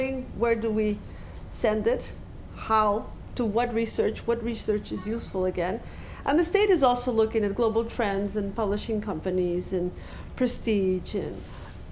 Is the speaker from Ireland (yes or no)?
no; Ecuador; moved away; I did my fieldwork in my home country, Ecuador